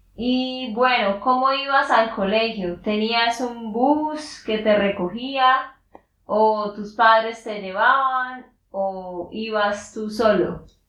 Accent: Santander, Colombia; de Santander, Colombia

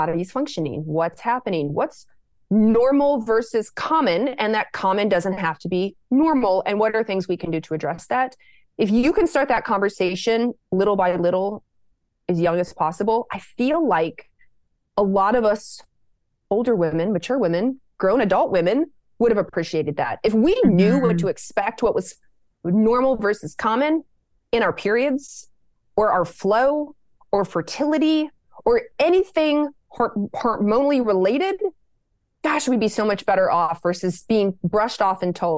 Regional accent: Lexington, Kentucky, United States; I grew up in Lexington, Kentucky

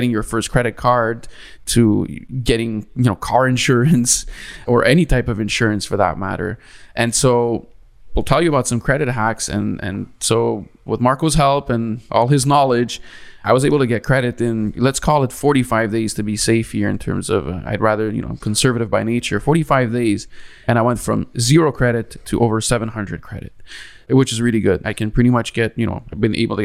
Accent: Canada; moved away as an adult; now in Florida, United States; I'm originally from Canada.

